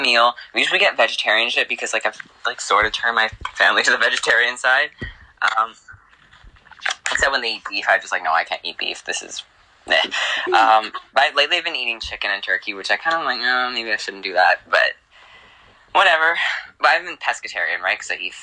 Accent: New Brunswick, Canada; moved away; also born or lived in Alberta; I'm French. I'm from New Brunswick.

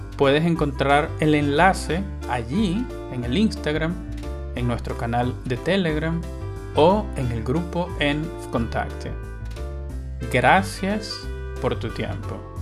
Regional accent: Venezuela; Venezuela, mi país

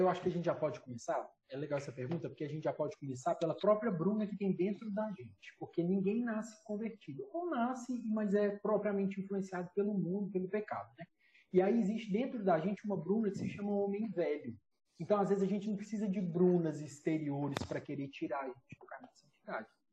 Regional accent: Minas Gerais, Brazil; now in Fortaleza, Brazil; seja morando aqui em Fortaleza, seja morando em Minas Gerais, eu sou de Minas

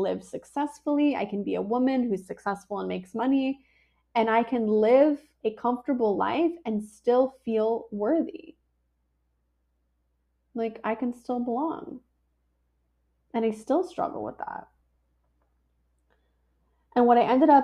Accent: San Diego, California, United States; I was born in La Jolla, California, in a cute little hospital

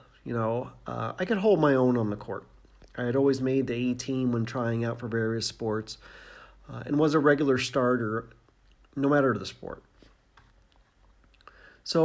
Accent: Indiana, United States; I grew up in Indiana

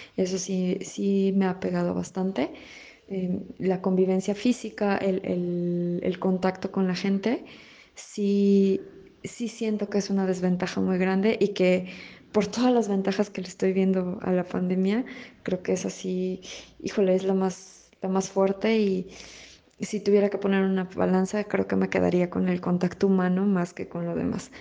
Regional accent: León, Guanajuato, Mexico; soy de León, Guanajuato tengo 32 años

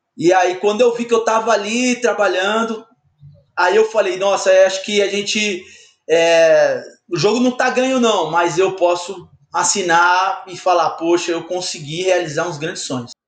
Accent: São Paulo, Brazil; eu sou de São Paulo, sou paulistano

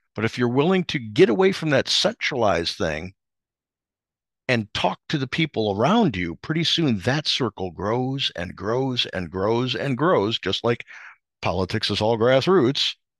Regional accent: outside of Chicago, Illinois, United States; where I grew up outside of Chicago

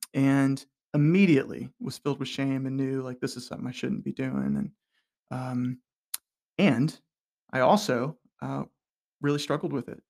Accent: Hilton Head Island, South Carolina, United States; I grew up on Hilton Head Island, South Carolina

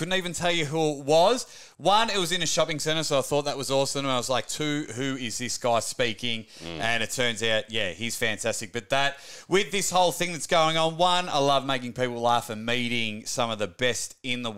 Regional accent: Melbourne, Victoria, Australia; I'm from Melbourne

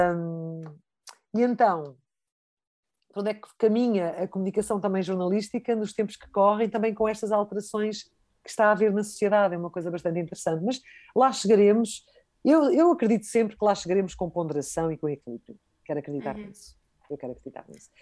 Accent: Portugal; enquanto portuguesa

